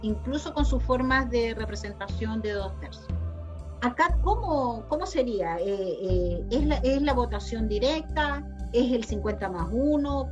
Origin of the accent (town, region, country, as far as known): Chile